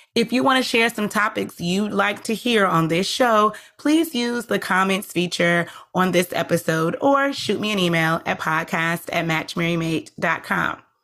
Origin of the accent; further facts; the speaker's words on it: United States; the history we have experienced in this country as our, as Black people